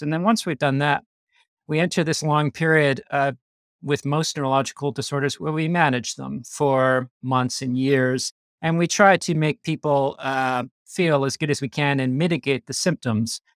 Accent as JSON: {"language": "English", "country": "Canada", "tie": "born or raised there", "accent": "Canadian", "moved": "as an adult", "lives_now": "Australia", "said": "I grew up in Canada. I lived there till I was twenty-six, and then I went to Australia"}